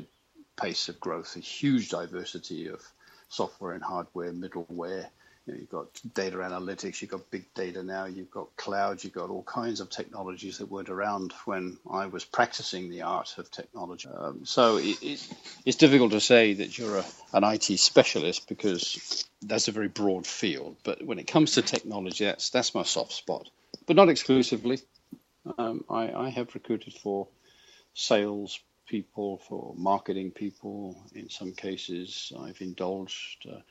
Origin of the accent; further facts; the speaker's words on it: United Kingdom; moved away as an adult; now in United States; I'm actually British